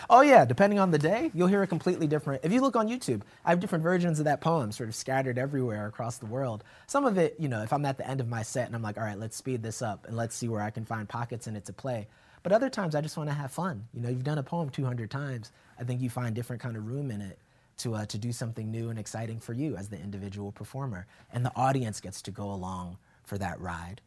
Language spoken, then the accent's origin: English; Yonkers, New York, United States; our house in Yonkers, New York